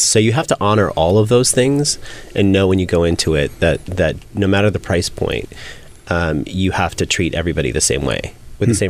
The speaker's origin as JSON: {"language": "English", "town": "San Francisco", "region": "California", "country": "United States", "tie": "born or raised there", "said": "I grew up in San Francisco in a very conservative Muslim family"}